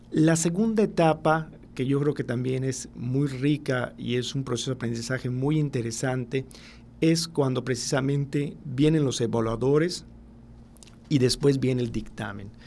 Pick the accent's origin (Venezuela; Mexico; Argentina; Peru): Mexico; nosotros como mexicanos